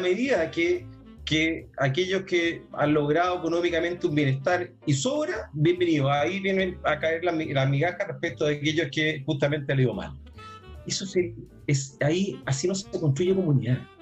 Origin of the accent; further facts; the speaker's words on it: Chile; a muchos chilenos